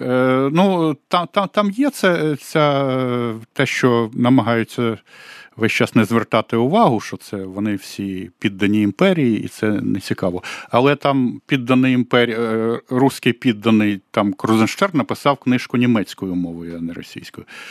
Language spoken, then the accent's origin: Ukrainian; Kyiv, Ukraine; я киянин